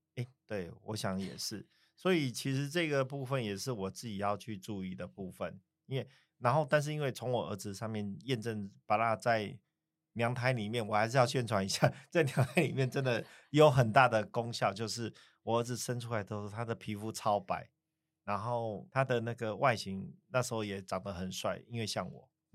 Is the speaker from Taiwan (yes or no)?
yes; southern Taiwan, Taiwan; moved away; 以前小时候在南部长大嘛